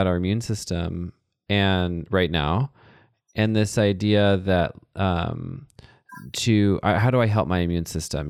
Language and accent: English; Texas, United States; moved away; also born or lived in Minnesota; growing up in Texas or living in Minnesota.